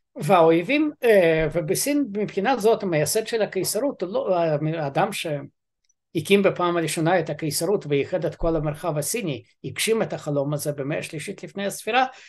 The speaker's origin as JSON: {"language": "Hebrew", "country": "Ukraine", "moved": "yes", "lives_now": "Israel", "said": "אני אוקראיני"}